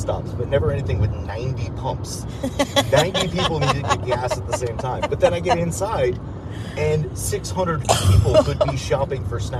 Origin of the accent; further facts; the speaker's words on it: New York City, New York, United States; I am from New York City. I'm driving, not my car, through Texas.